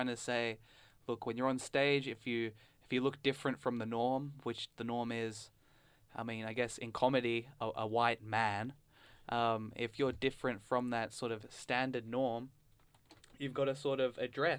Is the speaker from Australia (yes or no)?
yes; Australia; first language English; also born or lived in England; Because I'm an Indian guy, but I was born in England and I was brought up in Australia. So culturally, I'd say I'm quite Western. My first language is English. My parents both speak English and have English accents.